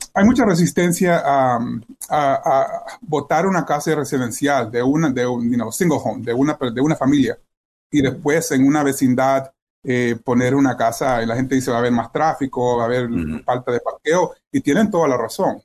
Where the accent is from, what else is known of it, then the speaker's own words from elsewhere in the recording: El Salvador; now in Wheaton, United States; yo soy salvadoreño